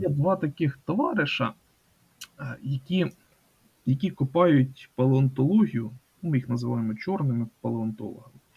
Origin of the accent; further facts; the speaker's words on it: Kaniv district, Cherkasy Oblast, Ukraine; моя рідна Черкаська область, е, Канівський район